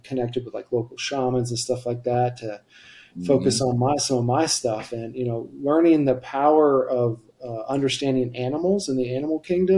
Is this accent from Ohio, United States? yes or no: yes; Ohio, United States; now in Colorado, United States; I'm originally from Ohio. I move out here to Colorado